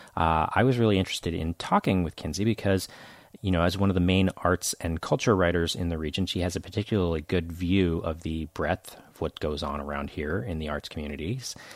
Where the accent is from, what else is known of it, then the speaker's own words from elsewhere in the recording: outside Monterey, Northern California, United States; moved away as an adult; also born or lived in Los Angeles County, California / Orange County, California; now in San Diego, United States; I grew up in Northern California outside of Monterey.